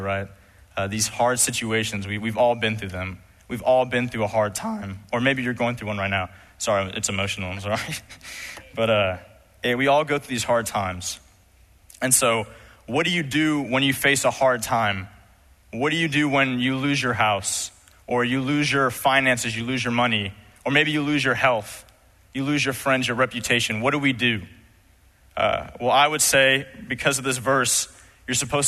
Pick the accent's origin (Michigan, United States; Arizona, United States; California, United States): California, United States; Los Angeles; I was growing up in Los Angeles, California.